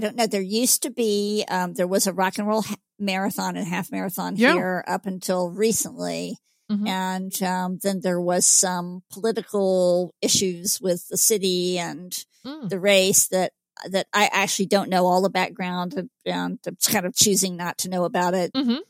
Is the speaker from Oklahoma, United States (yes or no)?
no; Georgia, United States; I am born and raised in Georgia, and I'm also of Northern European stock that heats easily, overheats easily.